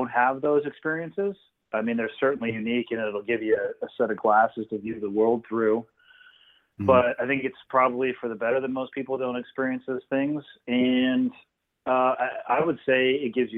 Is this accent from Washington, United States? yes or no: no; Santa Cruz, California, United States; 16, 17, 18 year old kid growing up in Santa Cruz hanging out on the beach